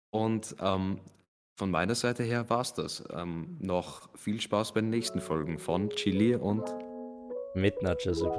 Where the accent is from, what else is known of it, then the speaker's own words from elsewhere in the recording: Graz, Styria, Austria; Als echter Grazer hat man halt diese, diese Verlangen